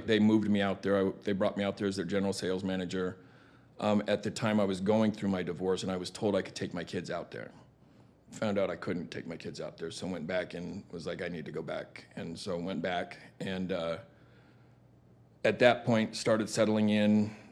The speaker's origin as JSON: {"language": "English", "town": "Tucson", "region": "Arizona", "country": "United States", "tie": "born or raised there", "said": "born and raised in Tucson, Arizona."}